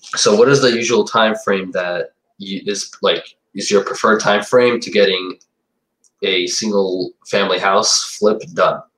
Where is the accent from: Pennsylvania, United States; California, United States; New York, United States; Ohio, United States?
New York, United States; New York City / Suffolk County, United States; I was born in New York City, and and my parents uh, actually came here as immigrants and I, at 10 years old, I got moved. I moved to Suffolk County